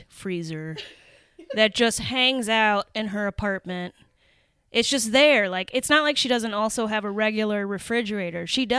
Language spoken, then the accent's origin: English; Rainbow City, Alabama, United States; also born or lived in Oklahoma / Kansas / Chicago; now in Minneapolis, United States; I grew up in Alabama, in Rainbow City, Alabama, and then moved to Oklahoma and finished up my teenage years in Oklahoma